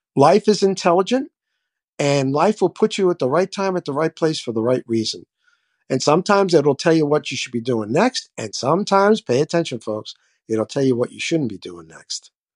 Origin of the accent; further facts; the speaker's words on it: New York City, New York, United States; now in Florida, United States; I grew up in the South Bronx. I grew up in the hood.